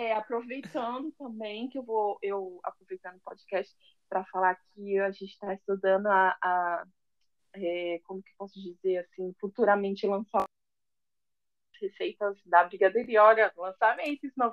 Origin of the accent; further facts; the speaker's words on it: São Paulo, Brazil; accent: paulista; moved away as an adult; now in Rio de Janeiro, Brazil; eu tenho um sotaque muito paulista